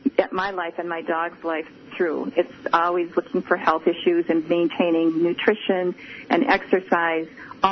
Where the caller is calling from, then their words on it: Minnesota, United States; Yes, we walk.